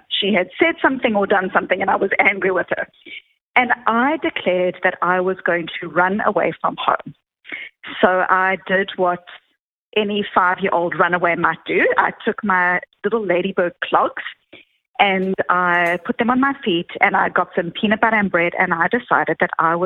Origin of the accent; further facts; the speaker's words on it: Johannesburg, Gauteng, South Africa; now in Boston, United States; I grew up in South Africa